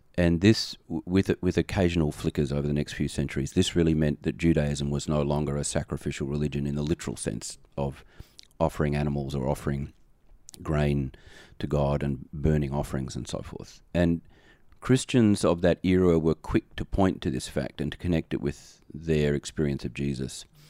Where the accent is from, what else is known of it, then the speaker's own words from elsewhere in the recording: Australia; now in United States; I am an Australian expatriate in America